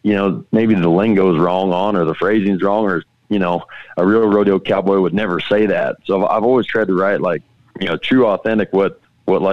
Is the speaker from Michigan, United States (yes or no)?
no; Wyoming, United States; growing up in Wyoming